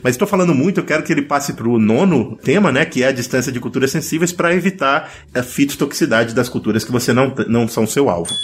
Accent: Pará, Brazil; eu sou lá do Pará.

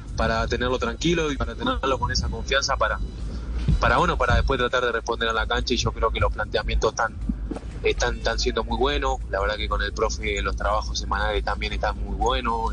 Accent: Uruguay; now in Colombia; uno como uruguayo

